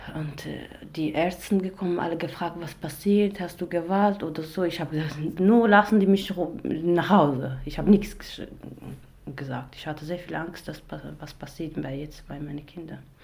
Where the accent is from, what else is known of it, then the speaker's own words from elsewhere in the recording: Iraq; German is a second language; moved away as an adult; now in Germany; ich komme aus dem Irak. Seit äh, vier Jahren bin ich in Deutschland